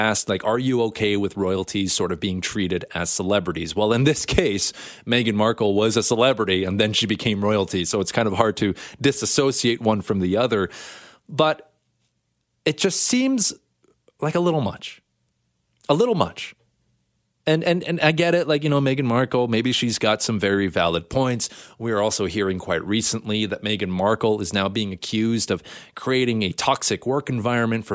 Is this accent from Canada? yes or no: yes; Canada; Canada, hey, the Queen is still on our money. You know, we come from as a British colony